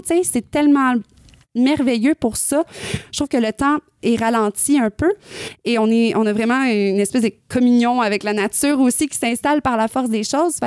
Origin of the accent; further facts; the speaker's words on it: northern Quebec, Canada; moved away as an adult; là où j'ai grandi dans le nord du Québec